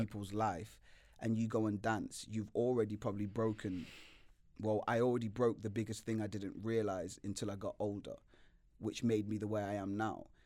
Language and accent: English; Nottingham, East Midlands, United Kingdom; moved away; also born or lived in London; I've, grew up in London for a long time, but I'm from Nottingham. and I grew in Nottingham for a long time